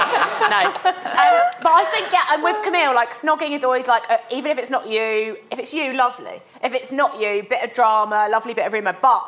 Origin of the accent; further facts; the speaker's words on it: Devon, South West England, United Kingdom; where BT and I grew up in Devon